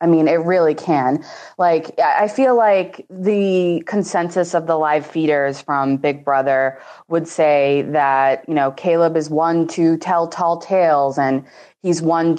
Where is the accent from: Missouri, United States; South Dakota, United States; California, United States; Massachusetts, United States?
Massachusetts, United States; Boston; I will be 26 in a couple weeks. I am from Boston, Massachusetts.